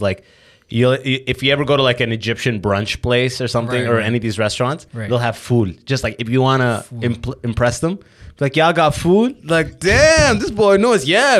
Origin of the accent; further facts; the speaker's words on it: Sudan; I'm from Sudan, yeah.